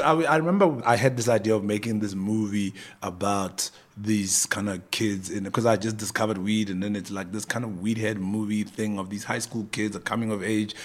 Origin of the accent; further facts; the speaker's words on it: Pretoria, Gauteng, South Africa; moved away as an adult; also born or lived in Cape Town; I was some kid from Pretoria